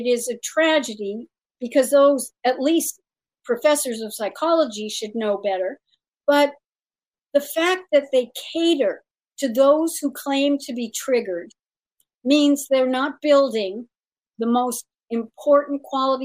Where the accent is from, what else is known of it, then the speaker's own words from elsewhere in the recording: around Disneyland, California, United States; I grew up around Disneyland